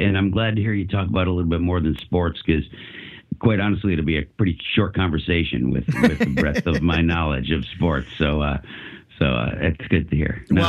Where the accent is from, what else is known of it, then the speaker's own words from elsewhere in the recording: West Seneca, New York, United States; also born or lived in Buffalo, New York; I was born in South Buffalo, so I still held a lot of roots in that area. You know, my family moved out to West Seneca